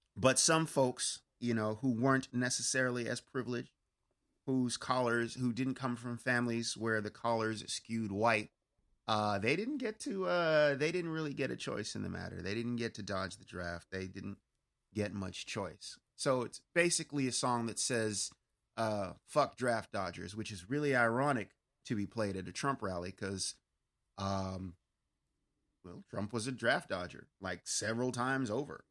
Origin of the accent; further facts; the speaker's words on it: Pittsburgh, Pennsylvania, United States; accent: Pittsburghese; now in California, United States; when I get back home to my hometown of Pittsburgh